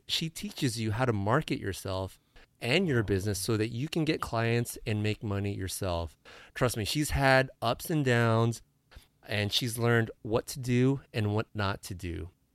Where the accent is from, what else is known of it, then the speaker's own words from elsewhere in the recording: San Diego, California, United States; moved away; I'm from San Diego